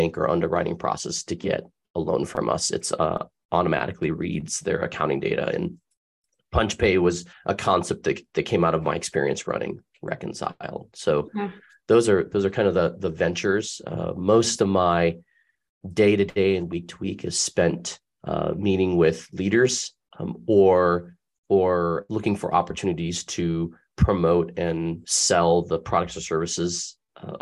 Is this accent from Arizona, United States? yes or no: yes; Tempe, Arizona, United States; I was born and raised in Tempe, Arizona